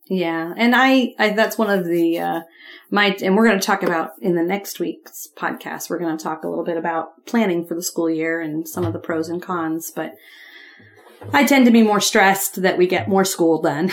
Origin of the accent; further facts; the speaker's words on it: Ohio, United States; when I was growing up in Ohio